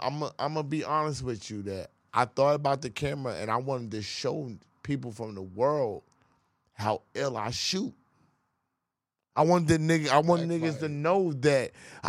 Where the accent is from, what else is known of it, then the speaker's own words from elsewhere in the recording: New York City, New York, United States; I'm from Queens.